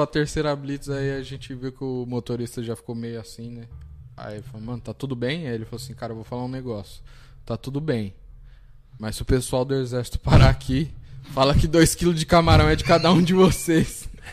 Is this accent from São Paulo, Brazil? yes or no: yes; Mauá, São Paulo, Brazil; Eu sou de Mauá